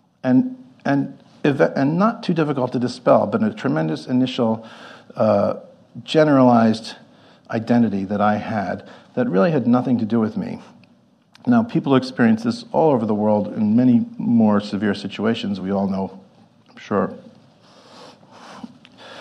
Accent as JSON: {"language": "English", "town": "New York City", "region": "New York", "country": "United States", "tie": "born or raised there", "moved": "as an adult", "said": "I grew up in Manhattan. I went to NYU."}